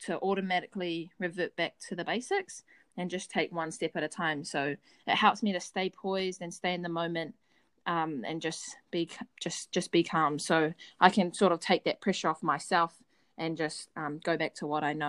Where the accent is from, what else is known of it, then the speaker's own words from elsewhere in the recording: New Zealand; not only to represent New Zealand, but just to represent my family, my hometown, and my school.